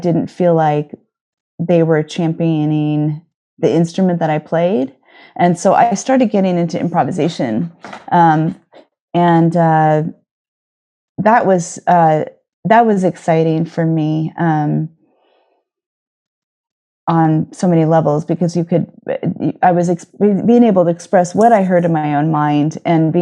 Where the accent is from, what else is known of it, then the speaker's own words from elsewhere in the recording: near San Francisco, California, United States; moved away as an adult; also born or lived in Los Angeles; now in New York, United States; I grew up near San Francisco